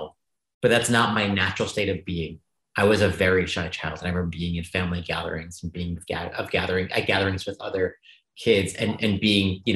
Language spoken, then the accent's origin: English; New York City, New York, United States; I grew up in Staten Island, New York, often termed the forgotten borough